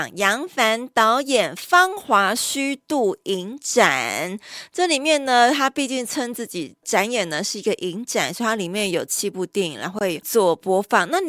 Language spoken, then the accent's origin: Chinese; Taiwan; 所以他在台湾是有户籍，我们是台湾人吼。